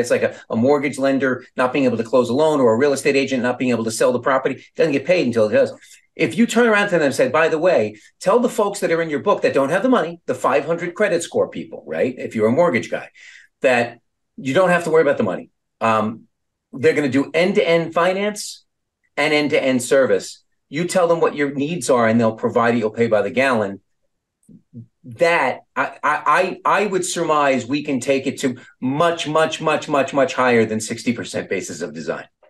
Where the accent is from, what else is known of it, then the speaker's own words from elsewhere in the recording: Long Beach, New York, United States; I was from Long